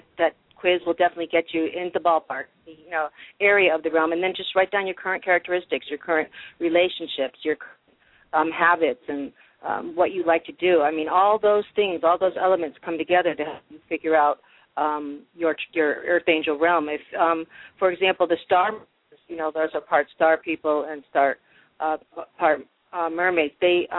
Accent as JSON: {"language": "English", "region": "Massachusetts", "country": "United States", "tie": "born or raised there", "said": "Growing up in Massachusetts, I was just about an hour from Salem"}